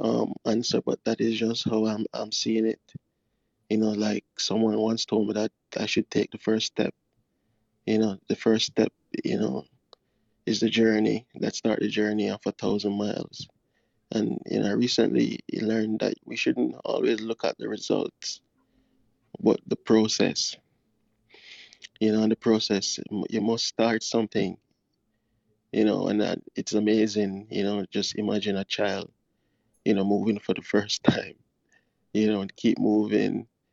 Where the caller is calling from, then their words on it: Kingston, Jamaica; I am from, well, I'm located. I'm calling from Connecting True Clubhouse from Kingston, Jamaica.